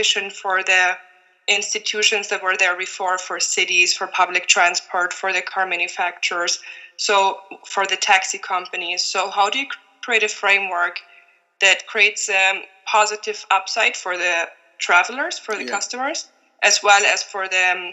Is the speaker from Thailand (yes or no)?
no; Germany; moved away as an adult; now in Slovenia; I'm originally from Germany, and I've been working and living in Slovenia for the past 5 years